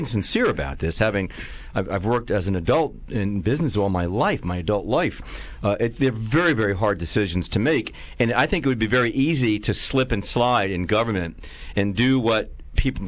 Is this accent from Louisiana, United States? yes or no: no; New York City, New York, United States; I'm a New York kid. I grew up in New York City, Manhattan